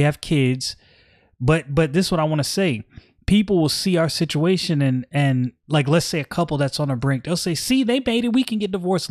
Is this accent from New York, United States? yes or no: yes; New York City, New York, United States; I'm from Brooklyn